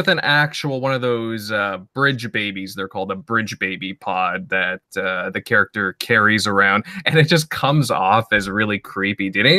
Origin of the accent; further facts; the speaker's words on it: Canada; accent: Canadian; Maybe it's my Canadian accent.